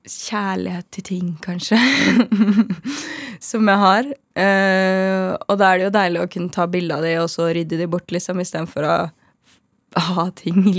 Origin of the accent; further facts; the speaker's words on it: Trondheim, Trøndelag, Norway; now in Oslo, Norway; Og så i tillegg til at når jeg kom til Oslo fra Trondheim, så hadde vi jo ikke noe nettverk.